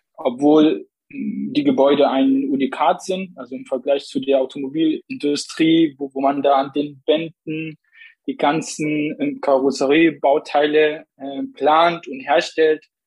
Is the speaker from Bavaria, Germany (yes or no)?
no; Plauen, Saxony, Germany; moved away as an adult; also born or lived in Zakho, Iraq; now in Dresden, Germany; bin geboren in Sacho im Nordirak, liegt an der türkischen Grenze. Aufgewachsen im schönen Plauen